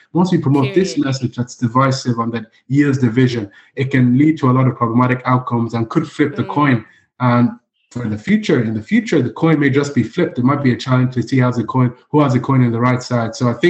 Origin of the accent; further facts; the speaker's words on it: Nigeria; now in Ireland; Even in Nigeria, the tribalism that exists there, my home country, the civil war was fought in the 70s because the tribes had differences about the nature of the country